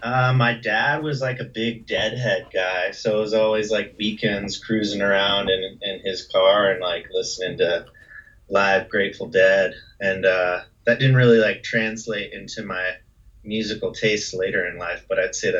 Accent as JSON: {"language": "English", "town": "Austin", "region": "Texas", "country": "United States", "tie": "born or raised there", "also_born_or_lived": "Kansas City", "said": "I was born in Kansas City, and then we later moved to Austin when I was like 7."}